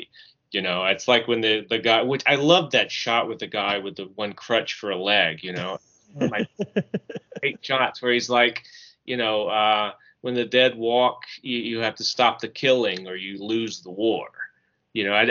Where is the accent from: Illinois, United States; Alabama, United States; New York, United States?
Alabama, United States; I was born in Alabama.